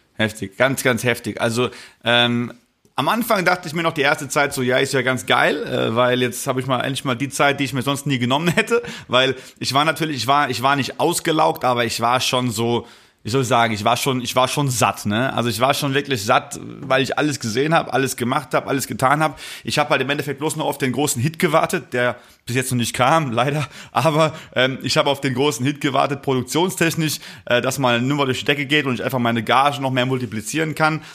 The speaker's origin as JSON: {"language": "German", "region": "Rhineland-Palatinate", "country": "Germany", "said": "ich komme ja aus der Palz und bei uns sagt man Mosche, wenn man sich begrüßt"}